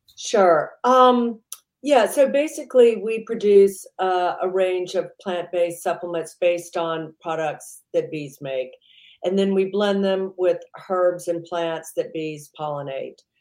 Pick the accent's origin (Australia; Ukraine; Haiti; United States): United States; Mississippi; also born or lived in New York; now in United Kingdom; I grew up in the deep south. I grew up in Mississippi.